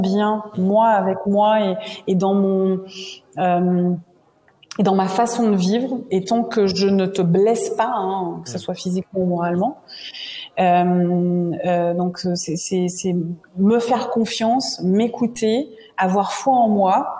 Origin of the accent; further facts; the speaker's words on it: Martinique; je suis originaire de la Martinique